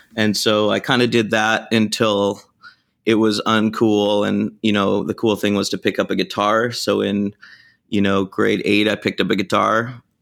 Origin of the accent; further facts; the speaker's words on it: Canada; moved away; Growing up in Canada, we didn't really have much taco culture at all